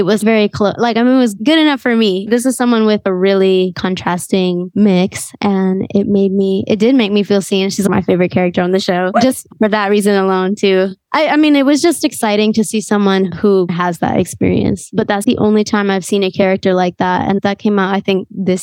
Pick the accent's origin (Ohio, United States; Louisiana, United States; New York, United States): New York, United States; New York City; growing up in New York